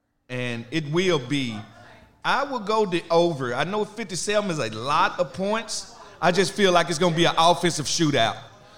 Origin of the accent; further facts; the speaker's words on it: Mississippi, United States; I'm from Mississippi.